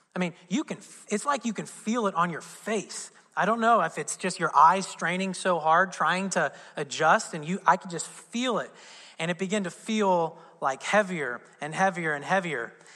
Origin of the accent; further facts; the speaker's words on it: Southern Indiana, United States; I'm from Southern Indiana